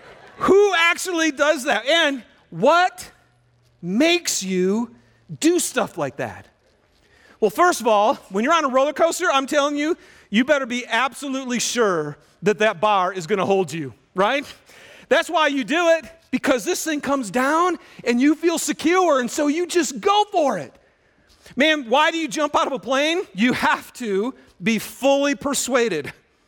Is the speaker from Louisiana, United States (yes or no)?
no; Michigan, United States; Little yellow Stingray bike, and I'm from Michigan, and I remember it was spring, and so it was starting to get warm, but there was still tons of snow